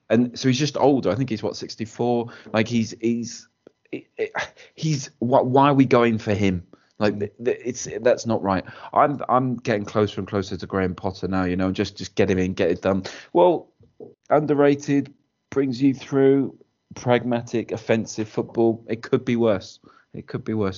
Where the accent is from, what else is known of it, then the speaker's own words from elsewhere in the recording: Wales, United Kingdom; as a Welshman